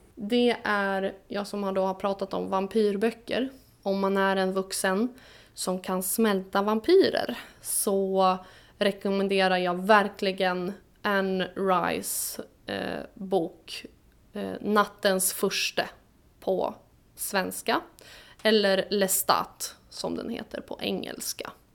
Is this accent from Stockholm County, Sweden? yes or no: yes; Stockholm, Stockholm County, Sweden; accent: Stockholm dialect; also born or lived in Vårdö, Åland; now in Åland, Finland; med min stockholmska dialekt